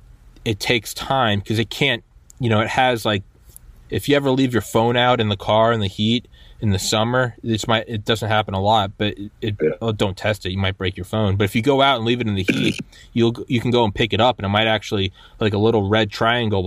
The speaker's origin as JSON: {"language": "English", "region": "New Hampshire", "country": "United States", "also_born_or_lived": "Georgia", "moved": "yes", "said": "I'm from New Hampshire"}